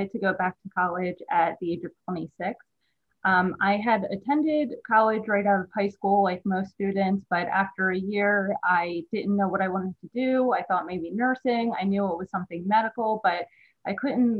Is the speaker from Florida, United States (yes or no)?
no; Newark, Delaware, United States; also born or lived in West Chester, Pennsylvania; was born and raised in Delaware, Newark, Delaware